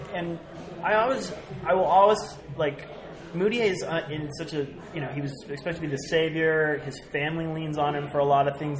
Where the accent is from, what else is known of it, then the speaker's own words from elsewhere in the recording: Bay Area, California, United States; moved away; I grew up in the Bay Area